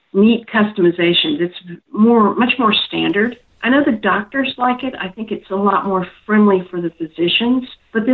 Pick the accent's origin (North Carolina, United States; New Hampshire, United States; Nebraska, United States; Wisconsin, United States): North Carolina, United States; moved away; I'm originally from North Carolina.